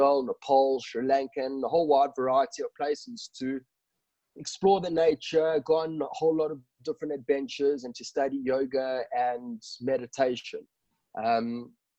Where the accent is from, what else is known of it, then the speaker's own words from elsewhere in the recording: South Africa; also born or lived in Johannesburg; I am born and bred in South Africa. I grew up in Victoria and I'm now living in Johannesburg.